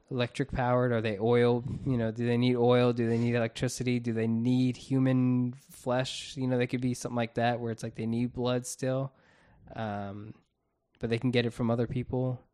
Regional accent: Florida, United States; We're from Florida

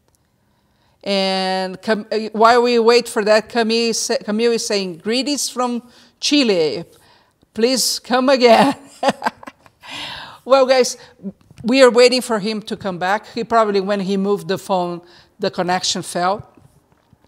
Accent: Brazil; moved away; I'm from Brazil

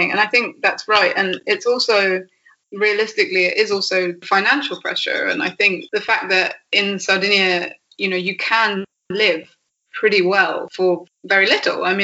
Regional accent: England, United Kingdom; yeah, I really don't know if that's because I'm English or because I'm just me

